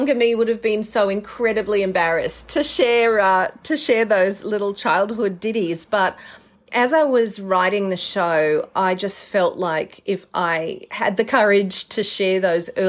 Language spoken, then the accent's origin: English; Mackay, Queensland, Australia; moved away as an adult; also born or lived in New York, United States; as a little girl growing up in Mackay in North Queensland